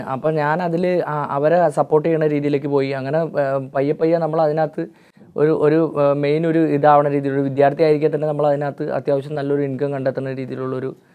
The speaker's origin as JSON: {"language": "Malayalam", "town": "Panikkankudy", "region": "Kerala", "country": "India", "tie": "born or raised there", "said": "ഇടുക്കി ജില്ലയിൽ പണിക്കൻകുടി എന്ന് പറഞ്ഞതാണ് എൻ്റെ സ്വദേശം"}